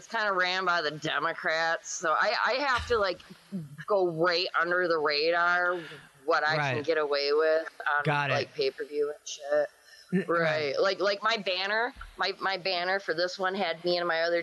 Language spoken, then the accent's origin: English; Flint, Michigan, United States; I'm from Michigan, man. We're Midwest fuckers.